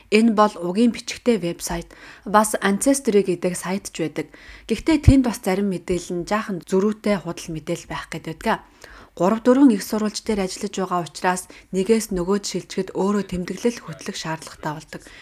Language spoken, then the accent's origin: Mongolian; Mornington, Victoria, Australia; Намаг баг байхад Австральд Ансаки өдрийг их л өргөн тэмдэглэдэг байсан юм. Би Mornington-д төрж өссөн.